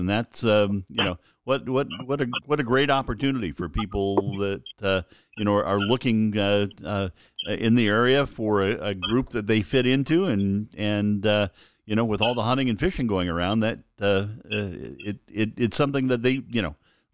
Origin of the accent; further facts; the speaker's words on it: Springfield, Oregon, United States; I grew up on the Mackenzie River in Springfield catching trout as a kid.